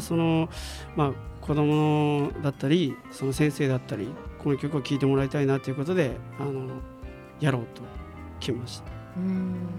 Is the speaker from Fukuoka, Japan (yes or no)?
yes; Fukuoka, Japan; 福岡出身で